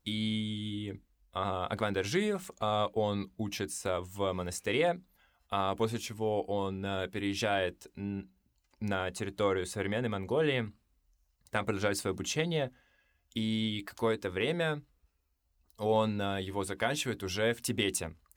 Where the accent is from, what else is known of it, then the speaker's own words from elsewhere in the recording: Buryatia, Russia; я из Бурятии